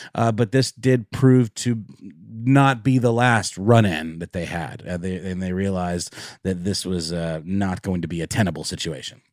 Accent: Germany; moved away; I grew up in Germany

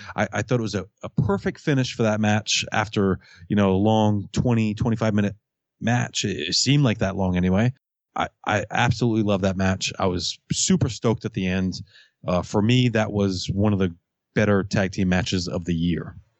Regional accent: Fall River, Massachusetts, United States; I'm from Fall River, Massachusetts.

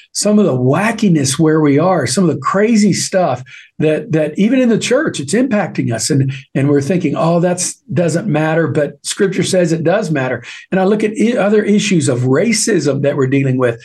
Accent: East Texas, United States; I grew up in East Texas

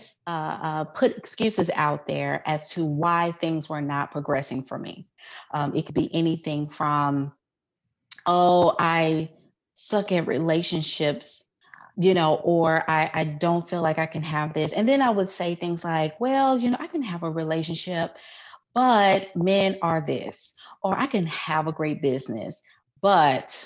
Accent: Memphis, Tennessee, United States; moved away as an adult; also born or lived in Houston, Texas; Born and raised in Memphis

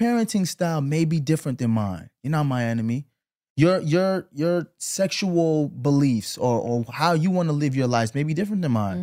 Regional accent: New York City, New York, United States; also born or lived in Flatbush, Brooklyn; we grew up together in Canarsie

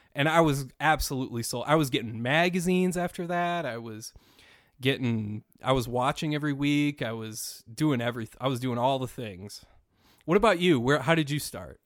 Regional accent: Minnesota, United States; I'm from Minnesota, um, and growing up in the 1980s

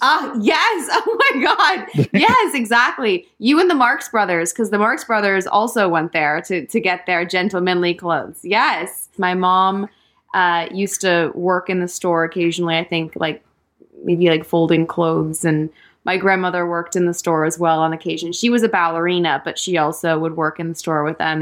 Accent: West Sussex, South East England, United Kingdom; I was born in West Sussex in England, in the countryside, and I grew up there

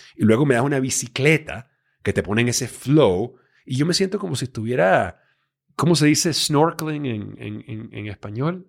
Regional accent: Venezuela; moved away as an adult; also born or lived in Miami, United States / Los Angeles, United States / New York, United States; yo me crié en Venezuela eh, a los 18 años

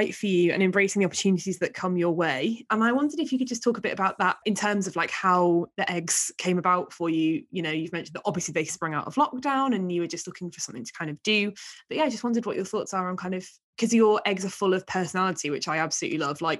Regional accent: Hull, Yorkshire and the Humber, United Kingdom; accent: Hull; I'm also from Hull, and so Soeuf in a Hull accent would be said as surf

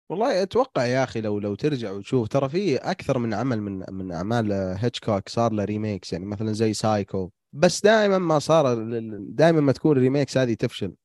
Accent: Saudi Arabia; إحنا كسعوديين

